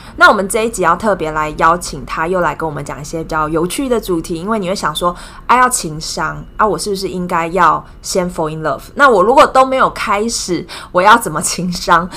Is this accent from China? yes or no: no; Taiwan; 我们台湾人